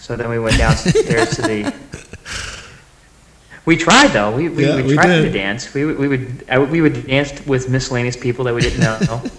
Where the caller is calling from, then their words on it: Connecticut, United States; I'm calling from Connecticut.